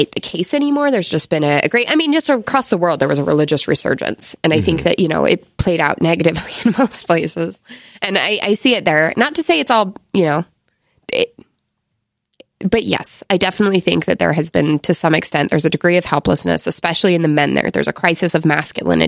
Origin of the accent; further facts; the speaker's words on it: United States; moved away as an adult; also born or lived in Egypt; I'm an American.